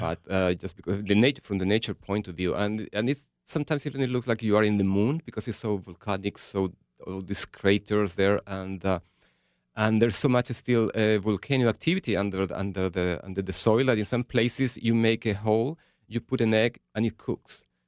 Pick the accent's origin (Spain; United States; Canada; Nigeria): Spain; Gran Canaria, Canary Islands; I'm from Gran Canaria, the Canary Islands